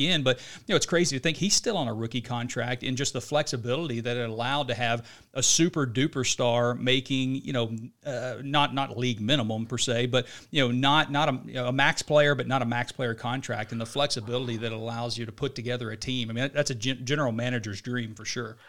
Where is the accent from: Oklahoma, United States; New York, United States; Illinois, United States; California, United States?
Oklahoma, United States; Oklahoma City; we're obviously from Oklahoma City